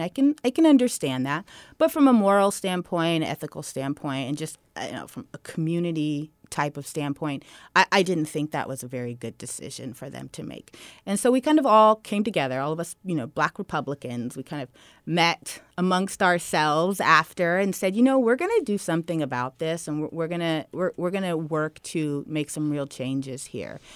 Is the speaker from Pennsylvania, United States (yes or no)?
no; Redwood City, California, United States; also born or lived in Menlo Park; I grew up in Redwood City